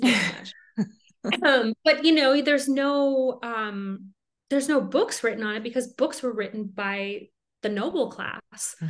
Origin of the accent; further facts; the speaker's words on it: Minnesota, United States; now in Colorado, United States; I grew up in Minnesota